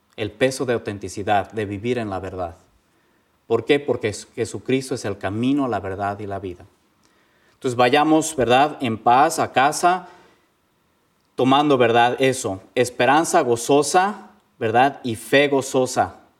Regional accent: Mexico; moved away as an adult; now in Indiana, United States; Soy legionario de Cristo, vengo de México

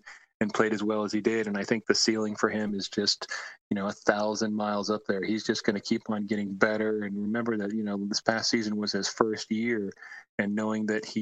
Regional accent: North Florida, United States; also born or lived in St. Petersburg, Florida; I remember being a little boy growing up in North Florida

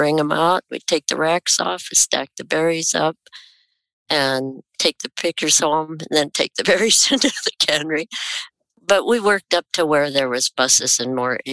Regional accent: Salem, Oregon, United States; also born or lived in Hays, Kansas; I was born in Hayes, Kansas, to parents and grandparents that were wheat farmers. And we moved to Oregon when I was 5, and I've been here in Salem since then

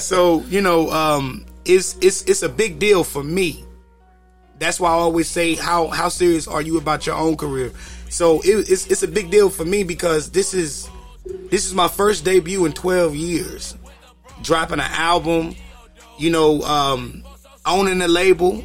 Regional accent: Kinston, North Carolina, United States; I'm from Kinston, North Carolina, small town.

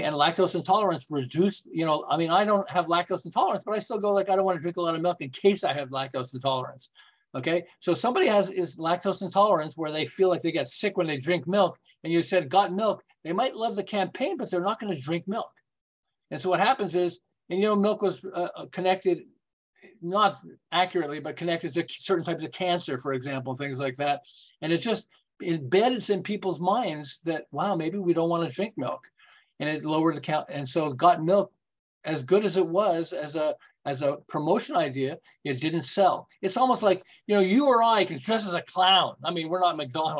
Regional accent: Montreal, Quebec, Canada; moved away as an adult; now in Southern California, United States; I'm from Montreal, and then about 35 years ago, we moved to California

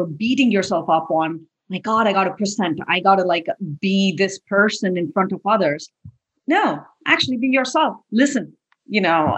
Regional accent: India; moved away as an adult; I grew up in India. I went to undergrad and engineering school in India.

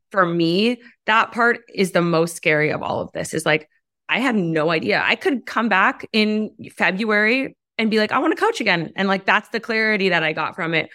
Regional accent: United States; as American women

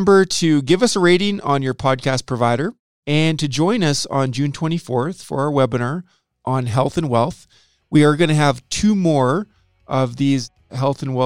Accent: Saskatoon, Saskatchewan, Canada; I'm from Saskatoon

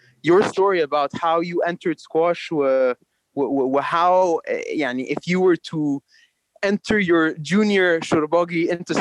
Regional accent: Egypt; Egypt is also my home country

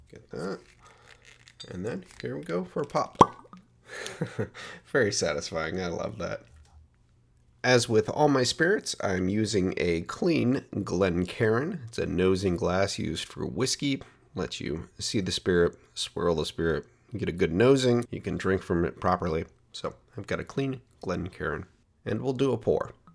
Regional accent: Portland, Oregon, United States; Portland, Oregon, my hometown

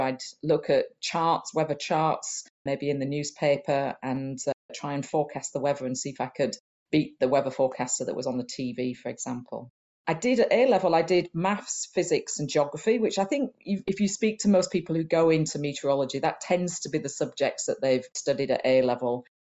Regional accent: Huddersfield, Yorkshire and the Humber, United Kingdom; I was born in Huddersfield in Yorkshire, which is in the north of England

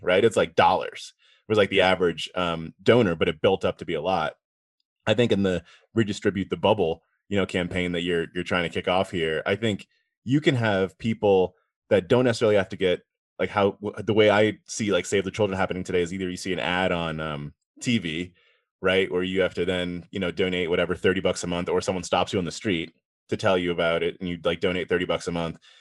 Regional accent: East Coast, United States; I grew up on the East Coast

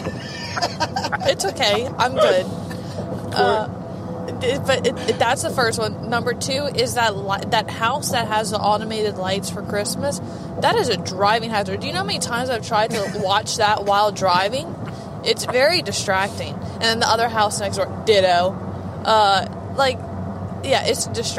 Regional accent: Morgan City, Louisiana, United States; moved away; It's where me and Jeremy grew up

